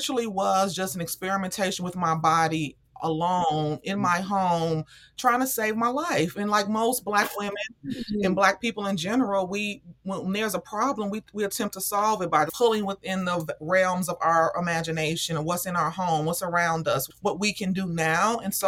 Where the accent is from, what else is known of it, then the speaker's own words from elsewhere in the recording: Chicago, Illinois, United States; Chicago, South Side.